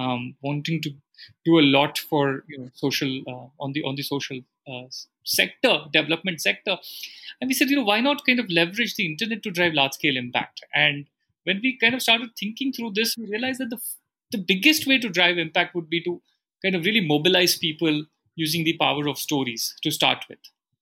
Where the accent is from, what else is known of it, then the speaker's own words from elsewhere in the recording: Bangalore, Karnataka, India; I'm born and brought up, and Anuradha is also brought up in Bangalore.